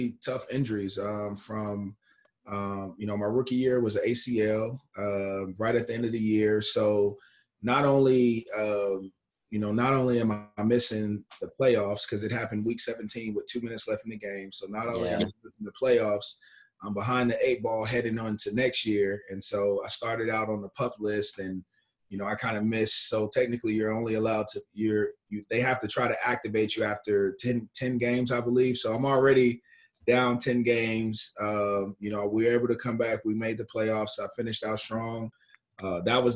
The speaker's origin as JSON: {"language": "English", "town": "Dayton", "region": "Ohio", "country": "United States", "also_born_or_lived": "Michigan", "moved": "yes", "said": "I'm originally from Dayton, Ohio."}